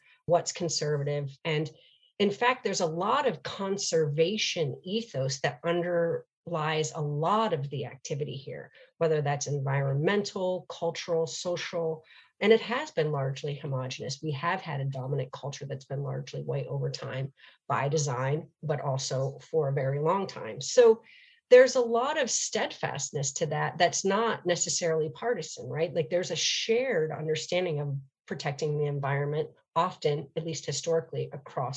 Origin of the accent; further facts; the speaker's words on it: upstate New York, United States; moved away as an adult; also born or lived in Charleston, South Carolina / New Orleans, Louisiana; now in Portland, United States; someone who grew up in New York State, which is also a blue state